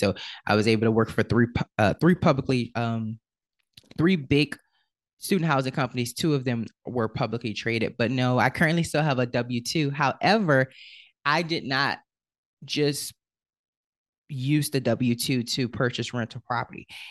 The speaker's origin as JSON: {"language": "English", "town": "New Orleans", "region": "Louisiana", "country": "United States", "tie": "born or raised there", "said": "I am originally from New Orleans, Louisiana, and unfortunately, in New Orleans, there is a huge issue with, um, with poverty. And so, I was born into the, uh, projects of New Orleans"}